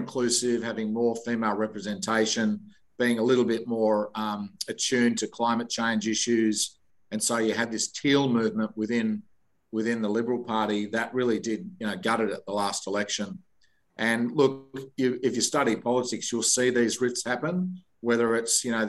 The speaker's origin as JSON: {"language": "English", "region": "Victoria", "country": "Australia", "tie": "born or raised there", "said": "I grew up in Victoria"}